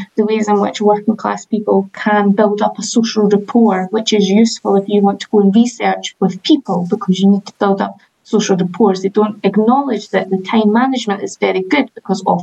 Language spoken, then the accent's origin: English; Edinburgh, Scotland, United Kingdom; I'm from Edinburgh, I lived in Edinburgh life